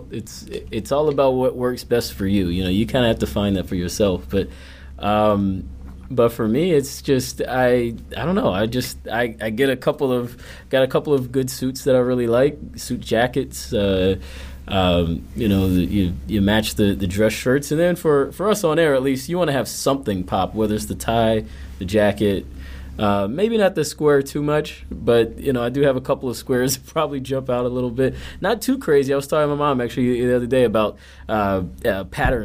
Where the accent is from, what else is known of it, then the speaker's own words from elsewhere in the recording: Atlanta, Georgia, United States; moved away as an adult; also born or lived in New York; now in Chicago, United States; Atlanta's probably not really number one for a lot of people, but it is for me just because that's where I'm from.